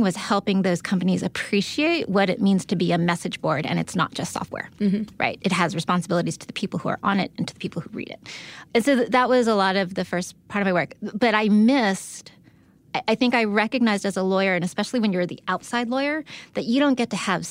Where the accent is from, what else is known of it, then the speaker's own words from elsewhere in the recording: San Diego, California, United States; I'm from San Diego